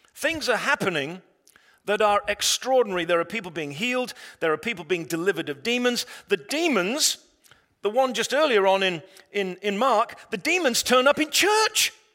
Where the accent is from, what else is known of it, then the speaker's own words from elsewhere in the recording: England, United Kingdom; I'm an Englishman.